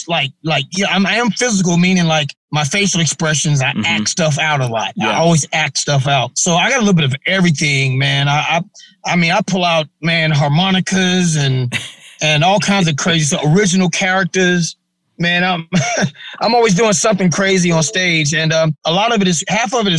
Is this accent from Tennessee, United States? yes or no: yes; Memphis, Tennessee, United States; also born or lived in Cleveland, Ohio; I was born in Cleveland, Ohio, but you might as well say Memphis, because I moved to Memphis with my grandparents and when I was like 2 years old. So, Memphis is where I was raised.